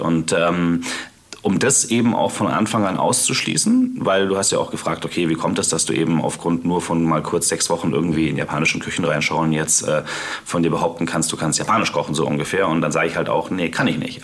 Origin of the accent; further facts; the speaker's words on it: near Munich, Bavaria, Germany; Ich bin zwar aufgewachsen bei München, ähm, in Paltam